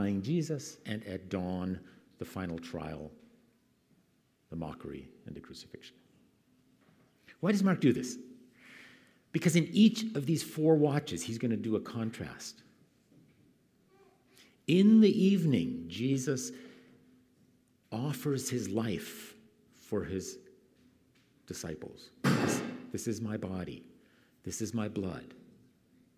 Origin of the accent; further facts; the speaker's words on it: Canada; moved away; Where I grew up in Canada